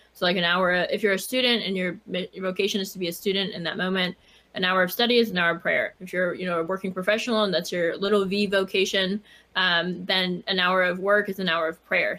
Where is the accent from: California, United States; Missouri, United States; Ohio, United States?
California, United States; Silicon Valley; moved away; also born or lived in Chicago; I was raised in Silicon Valley